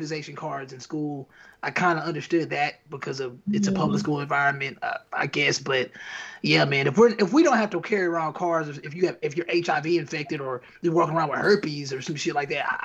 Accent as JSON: {"language": "English", "town": "Chicago", "region": "Illinois", "country": "United States", "said": "Chicago, Nigerian background."}